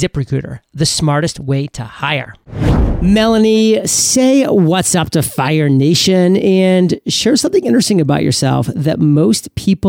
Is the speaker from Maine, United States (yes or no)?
yes; Maine, United States; I always conveniently don't share that I'm from Maine, which makes everything so much easier to be like all state and the best in the state when you only have like a million odd people or so.